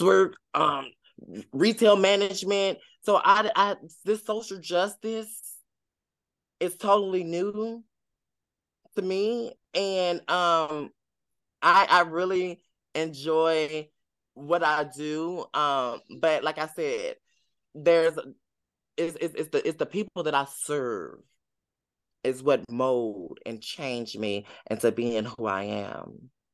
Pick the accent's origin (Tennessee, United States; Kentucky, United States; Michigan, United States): Tennessee, United States; I'm from the south, I'm from Tennessee